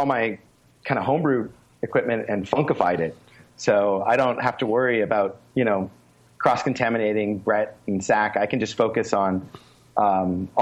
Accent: Victoria, British Columbia, Canada; moved away as an adult; now in South Korea; my hometown of Victoria

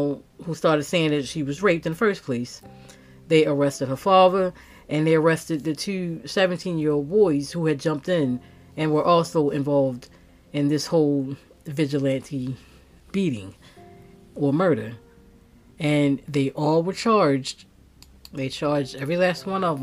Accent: Baltimore, Maryland, United States; Growing up in Baltimore, you know, you don't know what you're going to get.

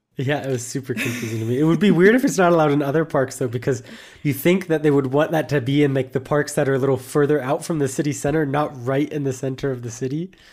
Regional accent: United States; moved away as an adult; now in Germany; it's also just my home country

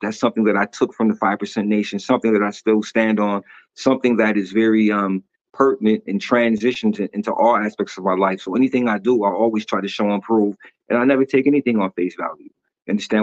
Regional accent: Syracuse, New York, United States; I'm from Syracuse, New York.

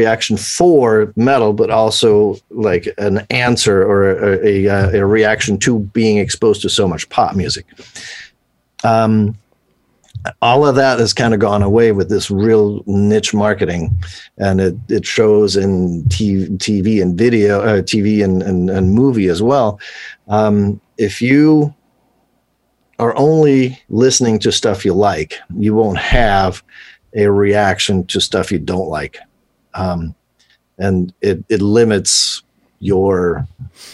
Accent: Switzerland; I grew up in Switzerland

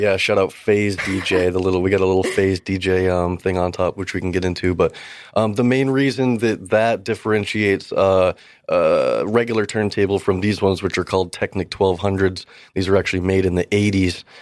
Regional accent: Gloucester, Massachusetts, United States; I'm actually from Cape Ann, Massachusetts, from Gloucester area.

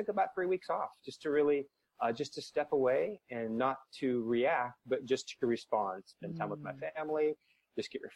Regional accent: Washington, United States; moved away as an adult; also born or lived in Southern California; now in St. Louis, United States; Washington is where I started, my home state

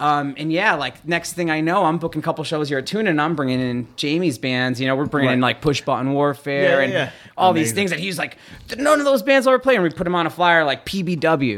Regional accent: Orange, Connecticut, United States; I'm originally from Orange, Connecticut

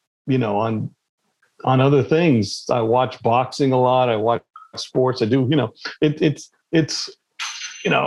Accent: Los Angeles, California, United States; also born or lived in Pakistan; I grew up in California after 4 years old, you know, being in Pakistan

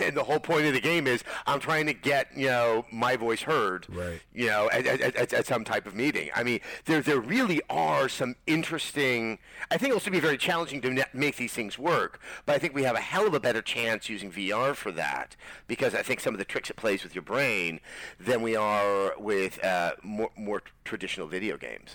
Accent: Berkeley, California, United States; I grew up in Berkeley

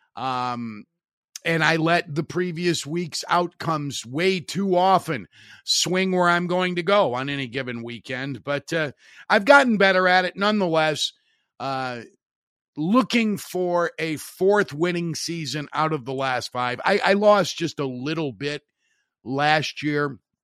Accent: Hammond, Indiana, United States; my hometown radio station, W J O B in Hammond

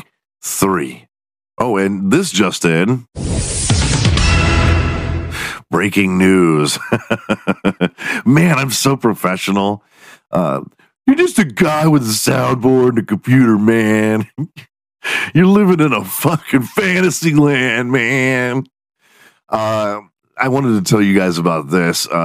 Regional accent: Houston, Texas, United States; also born or lived in Dallas, Texas; I grew up in Houston, Texas.

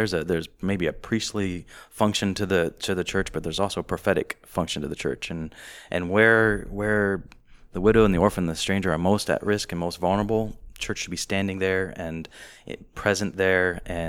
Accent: South Africa; But I grew up in South Africa where I was in church with good Christian people

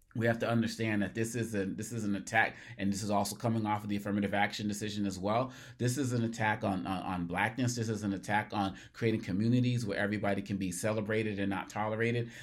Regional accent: Cambridge, Massachusetts, United States; I'm from Massachusetts. My parents, Harvard University graduates, I'm born in, you know, I'm born in Cambridge. I'm, I'm from there

